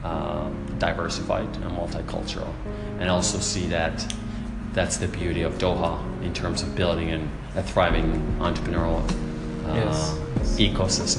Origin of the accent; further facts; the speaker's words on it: Finland; moved away as an adult; also born or lived in Sweden / Miami, United States; now in Qatar; I'm originally from Finland, Europe. I've been here in Qatar now for 5 years.